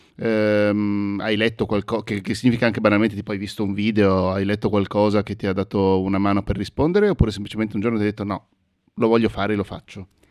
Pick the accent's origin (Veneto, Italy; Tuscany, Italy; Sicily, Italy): Veneto, Italy; Mestre; gli amici miei con cui sono cresciuto a Mestre